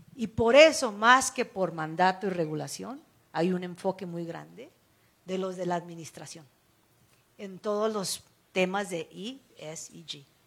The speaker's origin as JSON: {"language": "Spanish", "country": "United States", "tie": "born or raised there", "said": "crecí en Estados Unidos"}